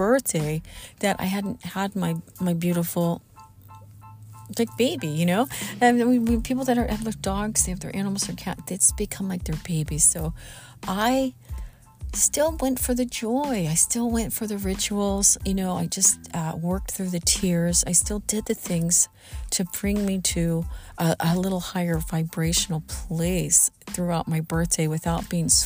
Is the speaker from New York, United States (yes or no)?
no; Southern Missouri, United States; moved away; also born or lived in Los Angeles; I'm from Southern Missouri. I grew up in the Midwest, in Southern Missouri